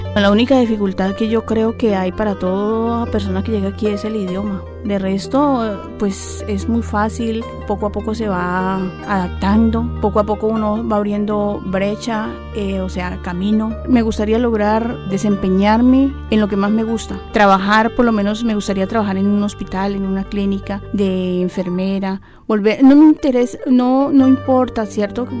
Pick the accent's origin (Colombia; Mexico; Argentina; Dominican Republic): Colombia; moved away as an adult; also born or lived in United States; me tocó salir de Colombia pues porque nosotros teníamos un negocio